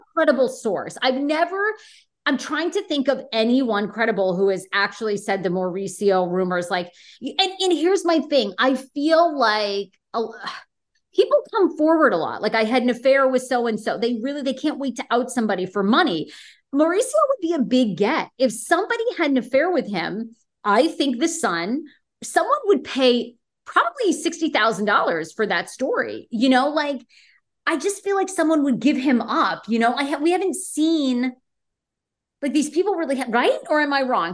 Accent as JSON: {"language": "English", "town": "Washington", "region": "District of Columbia", "country": "United States", "tie": "born or raised there", "moved": "yes"}